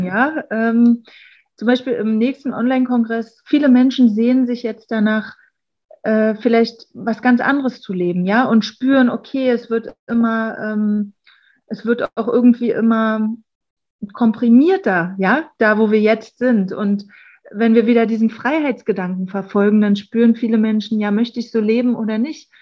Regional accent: Berlin, Germany; wir kommen aus Berlin

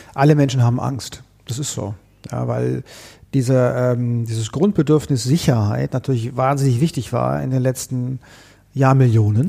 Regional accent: Konstanz, Baden-Württemberg, Germany; moved away as an adult; also born or lived in Vienna; now in Berlin, Germany; ich komme ja ursprünglich aus Konstanz am Bodensee mhm. und äh, die, mein Umfeld, in dem ich groß geworden bin

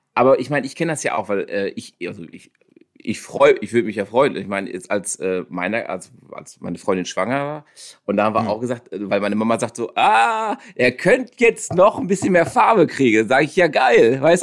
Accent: South Africa; now in Germany; da bin ich aufgewachsen

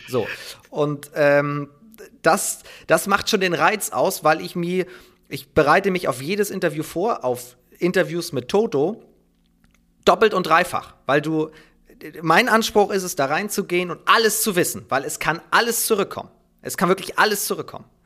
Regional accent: Preetz, Schleswig-Holstein, Germany; Ich komme aus dem wunderschönen Preetz, mitten in Schleswig-Holstein, am Rande der holsteinischen Schweiz gelegen

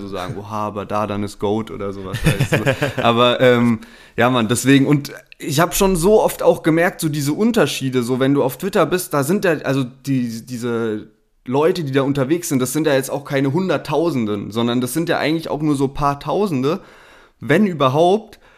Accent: Heidelberg, Baden-Württemberg, Germany; bei uns in Heidelberg

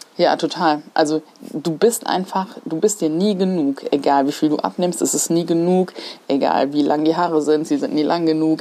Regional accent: Mainz, Hesse, Germany; Ich komme tatsächlich äh, hier aus Mainz. Also ich bin echt Menser Mädchen und ich bin in Kostheim groß geworden tatsächlich. bin aber hier in Mainz geboren

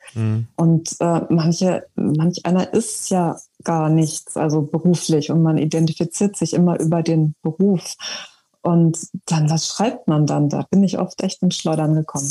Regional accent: Germany; als Deutsche identifiziert zu sein im Ausland

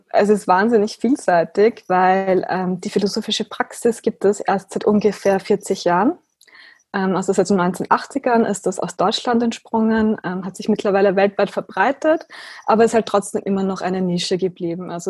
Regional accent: Austria; ich bin 29 Jahre alt, ich bin aus Österreich

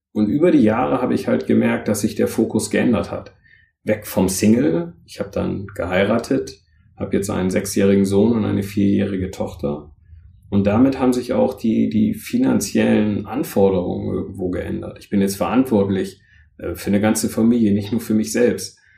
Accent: Northern Germany, Germany; also born or lived in London; now in Rhein-Main area, Germany

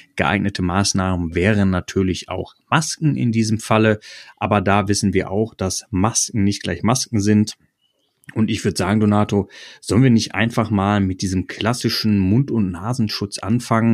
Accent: North Rhine-Westphalia, Germany; Wir kommen ja beide aus Nordrhein-Westfalen

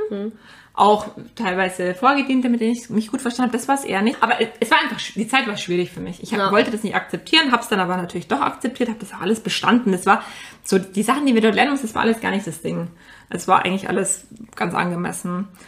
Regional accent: Ingolstadt, Bavaria, Germany; Ich meine, ich habe es in München gemacht, ich komme aus der Nähe von Ingolstadt, das war natürlich ein Heimspiel für mich.

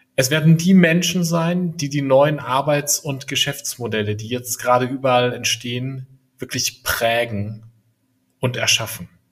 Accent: Franconia, Bavaria, Germany; also born or lived in Berlin; now in near Munich, Germany; Ich bin gebürtiger Franke und lebe inzwischen mit meinen drei Kindern in der Nähe von München.

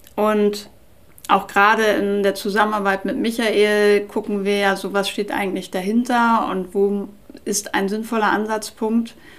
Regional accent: Nordenham, Lower Saxony, Germany; ich bin ja in Nordenham an der Nordsee groß geworden

